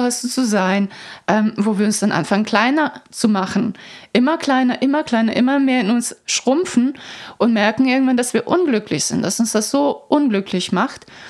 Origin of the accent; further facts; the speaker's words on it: Croatia; moved away; Ich bin ja in Kroatien aufgewachsen zum Teil